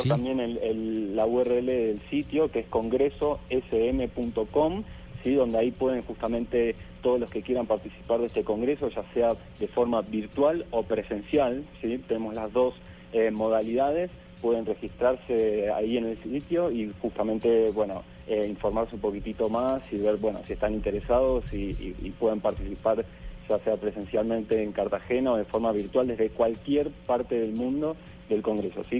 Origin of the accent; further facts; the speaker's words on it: Argentina; yo soy de Argentina